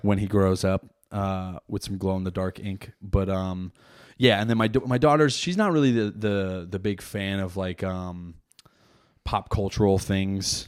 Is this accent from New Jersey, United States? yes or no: yes; New Jersey, United States; I'm from Jersey